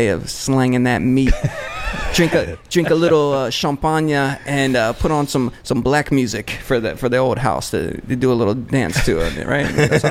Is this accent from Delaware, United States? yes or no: yes; Delaware, United States; I'm from Delaware actually.